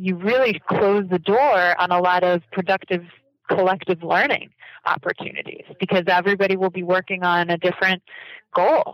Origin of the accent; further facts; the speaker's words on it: United States; coming into Japanese education as an American